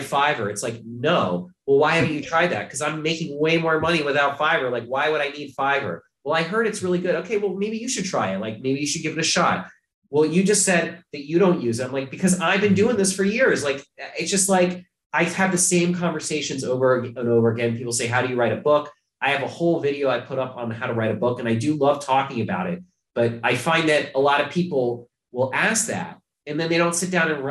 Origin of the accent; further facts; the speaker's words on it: Ohio, United States; now in New York, United States; I'm from Ohio